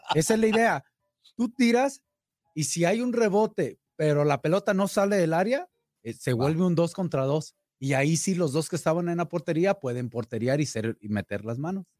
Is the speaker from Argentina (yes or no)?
no; La Piedad, Michoacán, Mexico; moved away; mi tierra, allá en mi pueblo, en La Piedad